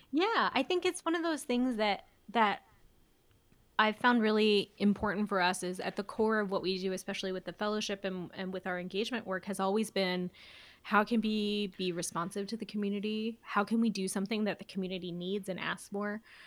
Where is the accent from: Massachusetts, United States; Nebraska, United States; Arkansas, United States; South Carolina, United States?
Nebraska, United States; Elkhorn; moved away as an adult; now in Omaha, United States; I grew up in Elkhorn